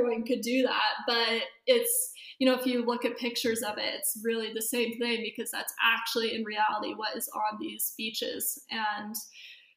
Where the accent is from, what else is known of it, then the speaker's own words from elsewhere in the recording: Bend, Oregon, United States; also born or lived in San Diego, California; now in Los Angeles, United States; I grew up in Bend, Oregon